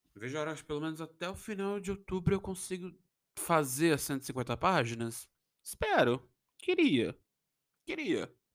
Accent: Brazil

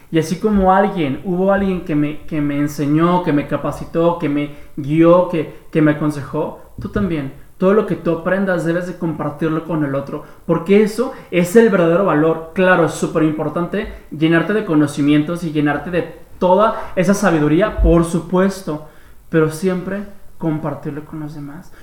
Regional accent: Guadalajara, Jalisco, Mexico; vivo en más y menos que Guadalajara, Jalisco

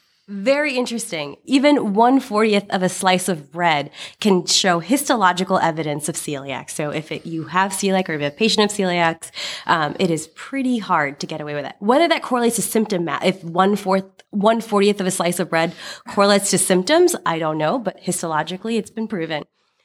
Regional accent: India; Particularly being Indian, actually the case that they used was of an Indian person

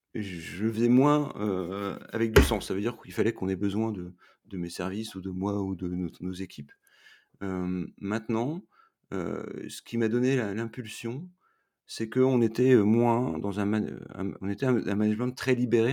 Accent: Roubaix, Hauts-de-France, France; moved away as an adult; now in Montreal, Canada; Je suis un, ch'ti, parce que je suis né à Roubaix. Et aujourd'hui, comme j'habite à Montréal depuis quatre hivers

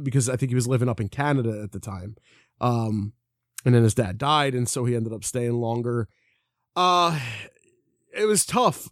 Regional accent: Philadelphia, Pennsylvania, United States; we're, we're from Philly.

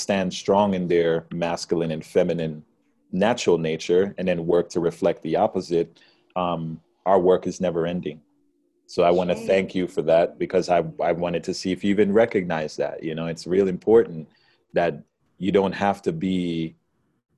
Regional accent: Jamaica; now in United States; I come from Jamaica.

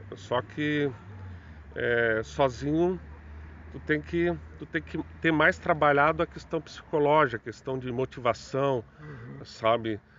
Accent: Joinville, Santa Catarina, Brazil; sempre sou natural de Joinville, moro no bairro Costa e Silva

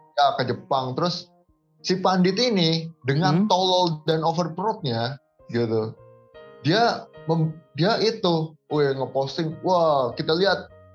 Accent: Indonesia; saya juga orang Indo

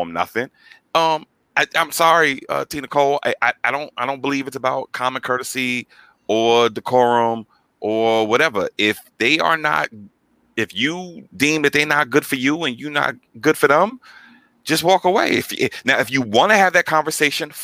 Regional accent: New York, United States; I'm from New York

